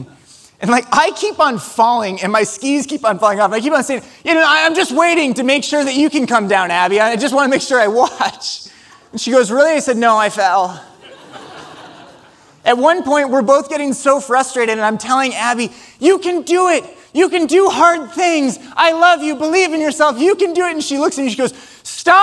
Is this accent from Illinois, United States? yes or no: no; Ames, Iowa, United States; we're from Ames, Iowa